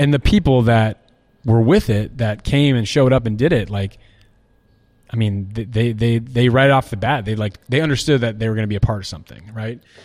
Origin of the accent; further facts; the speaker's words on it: Iowa City, Iowa, United States; moved away as an adult; I'm from Iowa City